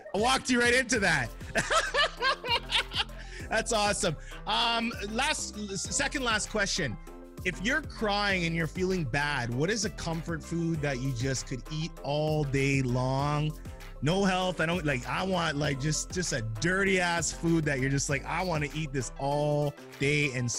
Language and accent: English; Jamaica; and I as a Jamaican, I always hate to admit it